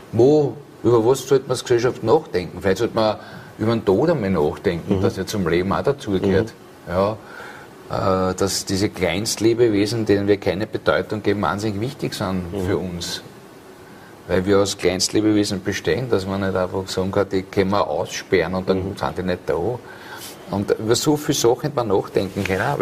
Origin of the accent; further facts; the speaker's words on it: Vienna, Austria; in dem Biotop, wo ich aufgewachsen bin, in Wien Favoriten.